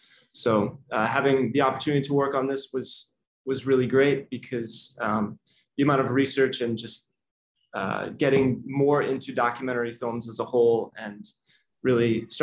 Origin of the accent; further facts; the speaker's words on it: Bay Area, California, United States; moved away as an adult; also born or lived in Michigan; now in New York, United States; I'm from the Bay Area, grew up where Dean currently lives.